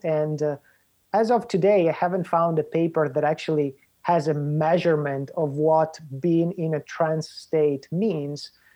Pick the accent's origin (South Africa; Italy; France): Italy; also born or lived in Spain / Puerto Rico; now in United States; I'm originally from Italy but um, when I when I came here to the U.S., I first went to Spain and I lived there for a while, and then I was in Puerto Rico for a while